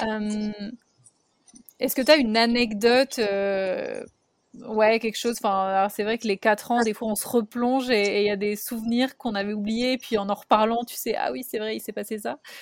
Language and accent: French; France; comme nous on peut avoir en France